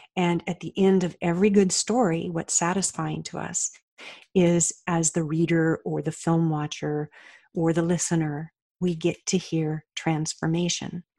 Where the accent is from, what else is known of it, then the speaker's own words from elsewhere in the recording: Colorado, United States; moved away as an adult; also born or lived in Oregon; now in Austin, United States; I grew up in Colorado